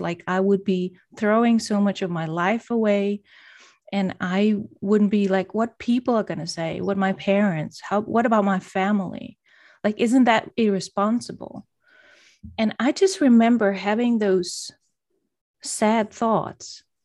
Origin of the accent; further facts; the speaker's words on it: Poland; moved away as an adult; also born or lived in Denmark; I'm originally from Poland, and right now I'm, I'm living in Poland again, but I've spent majority of my grown-up life in Denmark